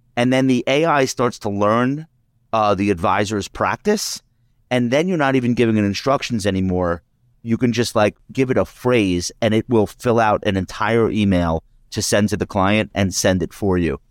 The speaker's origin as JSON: {"language": "English", "area": "Long Island", "region": "New York", "country": "United States", "said": "we're both from Long Island"}